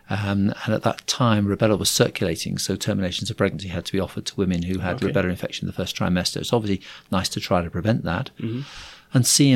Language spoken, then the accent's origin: English; Liverpool, North West England, United Kingdom; born there; also born or lived in Surrey / Cambridgeshire; Oh, wow. That's a long, complicated story. So I was born in Liverpool.